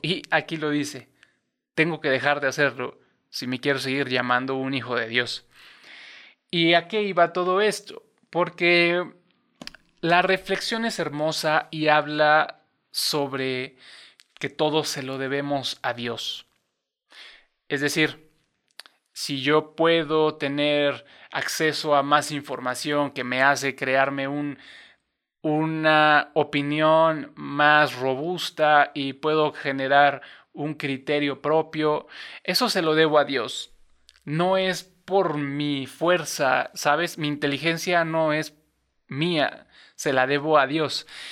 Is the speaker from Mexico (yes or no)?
yes; Cuernavaca, Morelos, Mexico; en Cuernavaca, en, Cuernavaca, Morelos, donde yo nací